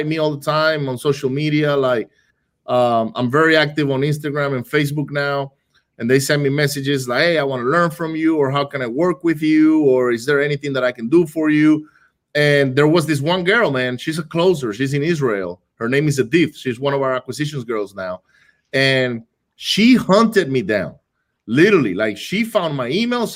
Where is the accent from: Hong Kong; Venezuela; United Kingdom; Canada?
Venezuela; moved away; I grew up in Venezuela, right? I grew up in Venezuela